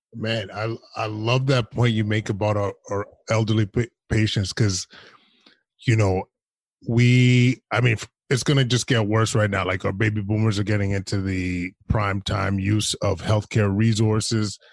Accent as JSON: {"language": "English", "region": "Alberta", "country": "Canada", "moved": "yes", "said": "I'm from Alberta originally, so boys from back home"}